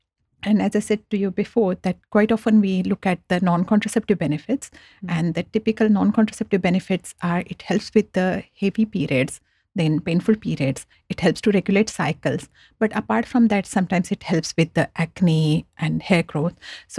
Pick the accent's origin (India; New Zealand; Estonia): India; now in Australia; So when I came from India to Australia about 15 years back, I was very surprised that when I went to chemist that I need to get a script from doctor